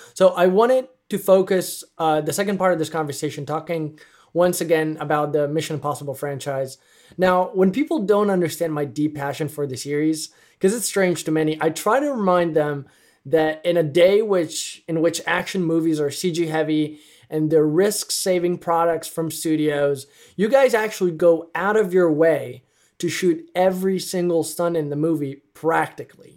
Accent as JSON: {"language": "English", "country": "Italy", "tie": "born or raised there", "said": "I'm from Italy, and I remember growing up with a lot of passion"}